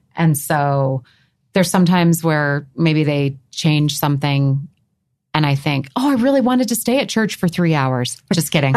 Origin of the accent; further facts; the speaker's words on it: New England, United States; as a child growing up in New England